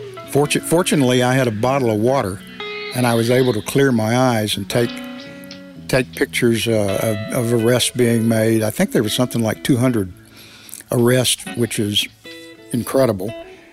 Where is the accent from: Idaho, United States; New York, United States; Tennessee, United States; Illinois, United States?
Tennessee, United States; Memphis; A very, very, very sad day for my hometown.